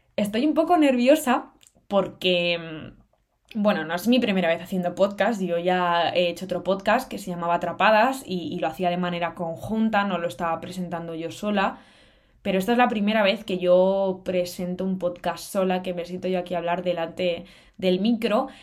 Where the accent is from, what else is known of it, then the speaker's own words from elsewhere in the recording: Cantabria, Spain; moved away as an adult; also born or lived in Salamanca, Spain; now in Madrid, Spain; tengo 21 años y soy de Cantabria.